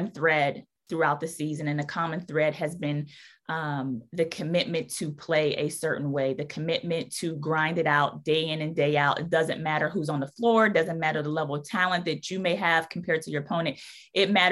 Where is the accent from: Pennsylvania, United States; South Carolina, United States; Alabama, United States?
Pennsylvania, United States; outside of Pittsburgh; now in New Orleans, United States; growing up in Pittsburgh, outside of Pittsburgh, it was always about having that hard hat